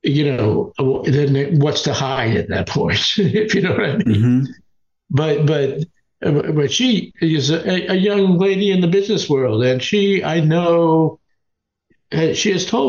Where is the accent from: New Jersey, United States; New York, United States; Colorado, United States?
New York, United States; moved away; also born or lived in California; I grew up in New York, you know, in the 50s.